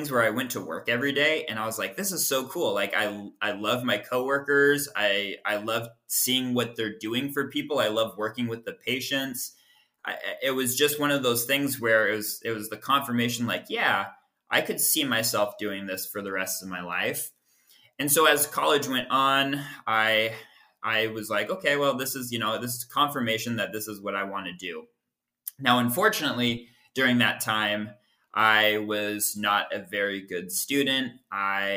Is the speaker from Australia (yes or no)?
no; Everett, Washington, United States; also born or lived in New Hampshire / Chicago; now in Seattle, United States; I'm from Everett, Washington, which is about 20 minutes north of Seattle. Lived out in the Pacific Northwest basically my whole entire life until I left for PT school